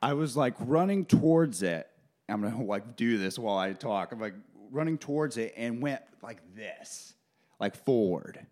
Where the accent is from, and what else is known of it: Kokomo, Indiana, United States; moved away